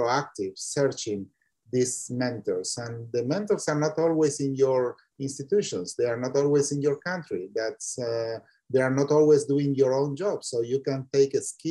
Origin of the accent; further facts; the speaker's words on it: Argentina; English is a second language; also born or lived in Italy / Spain / Belgium / Maryland; now in New York, United States; I was born in Argentina. I was educated in Italy.